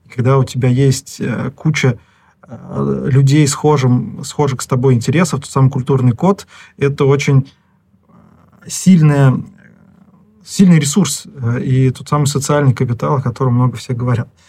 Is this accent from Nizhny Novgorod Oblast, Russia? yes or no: yes; Nizhny Novgorod, Nizhny Novgorod Oblast, Russia; Я из Нижнего Новгорода, и 82-й лицей.